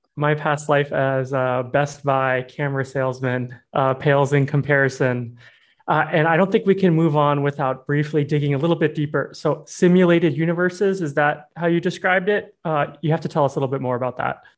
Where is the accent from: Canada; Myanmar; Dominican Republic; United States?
Myanmar; Yangon, Yangon Region; moved away; I grew up in Myanmar. That I spent 11 years there